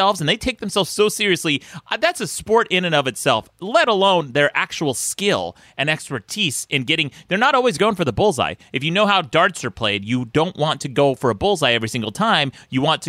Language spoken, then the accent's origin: English; Utah, United States; I'm from Utah